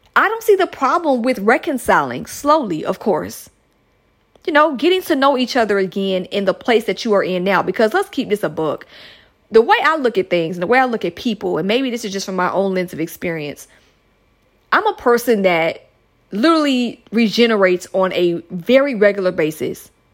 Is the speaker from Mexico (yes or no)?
no; United States; my home country listeners out here in the United States of America